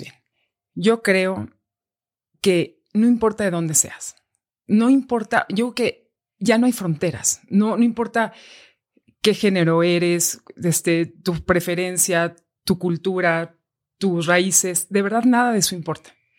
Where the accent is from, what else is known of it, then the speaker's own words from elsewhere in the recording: Mexico; Soy mexicano